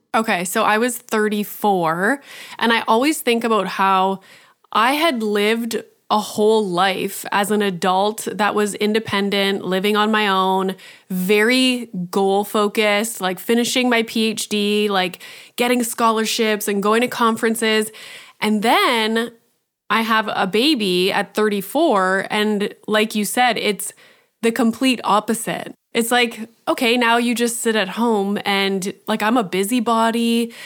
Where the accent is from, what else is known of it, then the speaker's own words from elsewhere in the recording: Canada; being Canadian